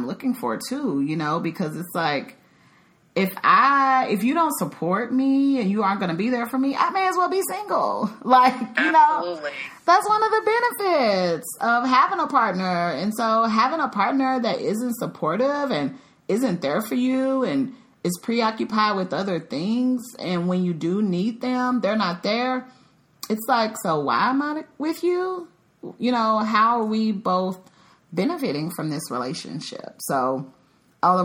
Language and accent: English; Dallas, Texas, United States; moved away as an adult; also born or lived in Chicago; now in Dallas, United States; I'm originally from the Dallas-Fort Worth area, but I have been gone for 10 years because I lived in Chicago for a little over a decade